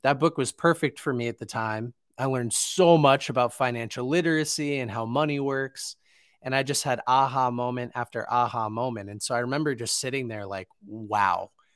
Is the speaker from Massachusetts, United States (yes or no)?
yes; Boston, Massachusetts, United States; where I grew up in Boston